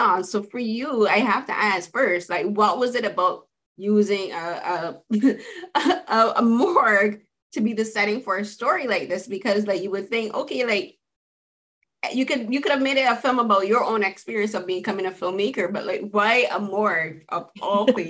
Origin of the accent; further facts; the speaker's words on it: Barbados; I'm from the Caribbean, from Barbados